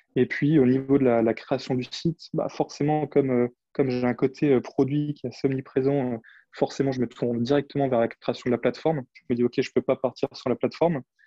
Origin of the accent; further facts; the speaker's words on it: Champagne wine region, Grand Est, France; moved away; Je suis originaire du vignoble de la Champagne, donc j'ai grandi au milieu des vignes.